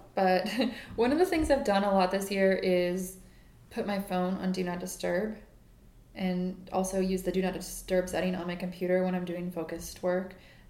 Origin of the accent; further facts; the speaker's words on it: Midwest, United States; now in New York, United States; because I'm from the Midwest, and, you know, in New York, there are so many tall women